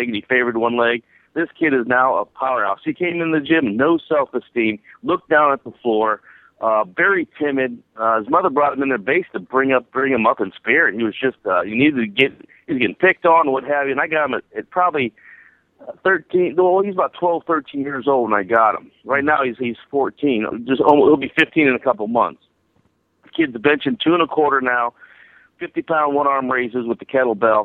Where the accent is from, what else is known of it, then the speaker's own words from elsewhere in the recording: Akron, Ohio, United States; I'm an Akron boy. I'm from Akron, Ohio.